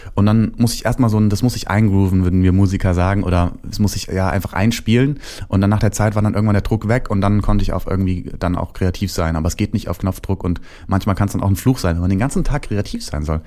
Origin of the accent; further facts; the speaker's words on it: Hesse, Germany; der kleine Junge aus Hessen, wo ich herkomme